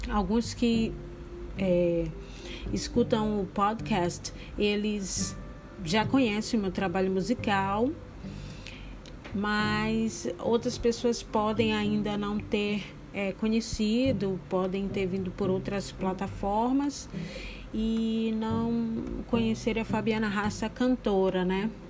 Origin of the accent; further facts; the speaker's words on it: Bahia, Brazil; also born or lived in São Luís; Eu sou baiana, filha de pai baiano e de mãe maranhense. Nasci na Bahia, depois fui morar em São Luís. Depois voltei para Bahia novamente, depois fui de novo.